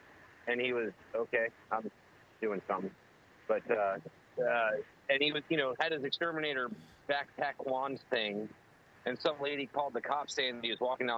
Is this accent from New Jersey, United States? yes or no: no; Maryland, United States; also born or lived in Illinois / West Virginia / North Carolina / Washington; now in Virginia, United States; I'm from Maryland originally. I've lived in Maryland, Illinois, West Virginia, Virginia, North Carolina, and Washington.